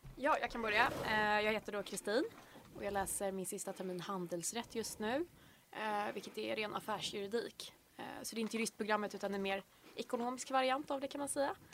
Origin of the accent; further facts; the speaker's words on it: Hunnebostrand, Västra Götaland, Sweden; moved away as an adult; now in Lund, Sweden; jag kommer från en liten fiskeby på västkusten som heter Hunnebostrand